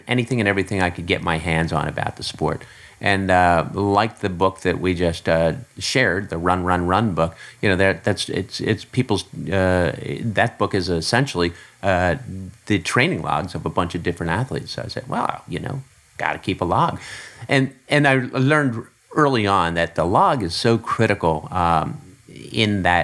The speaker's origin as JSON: {"language": "English", "town": "Philadelphia", "region": "Pennsylvania", "country": "United States", "tie": "born or raised there", "said": "I grew up in the Philadelphia area"}